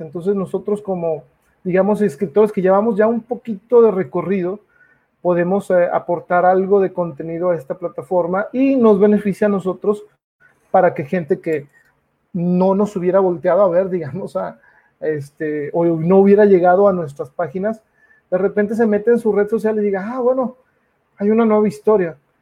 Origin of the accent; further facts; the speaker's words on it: Mexico; uno como mexicano